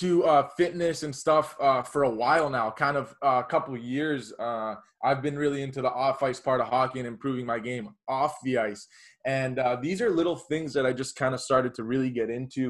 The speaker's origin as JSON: {"language": "English", "town": "Miami", "region": "Florida", "country": "United States", "tie": "born or raised there", "said": "growing up in Miami, Florida"}